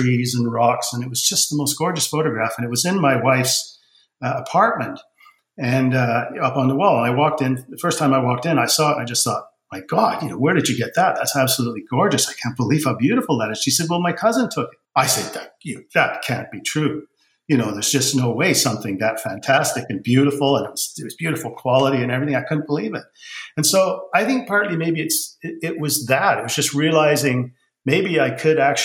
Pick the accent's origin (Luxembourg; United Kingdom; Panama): United Kingdom; England; moved away; I was born in England